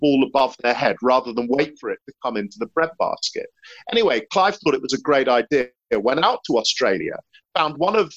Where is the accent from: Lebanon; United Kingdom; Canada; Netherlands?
United Kingdom; England; as an Englishman